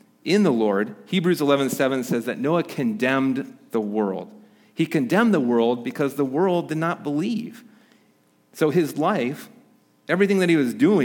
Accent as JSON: {"language": "English", "region": "Midwest", "country": "United States", "tie": "born or raised there", "moved": "yes", "said": "where I grew up in the Midwest"}